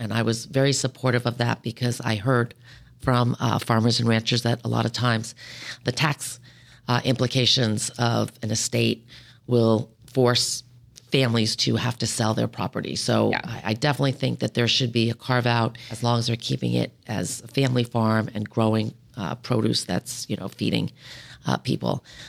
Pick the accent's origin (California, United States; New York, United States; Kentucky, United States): California, United States; San Francisco; You know, I'm a woman. I know I'm a Democrat from San Francisco, but this whole room is full of men.